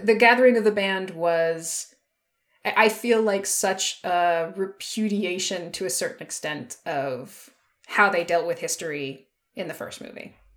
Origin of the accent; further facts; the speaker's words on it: United States; I'm American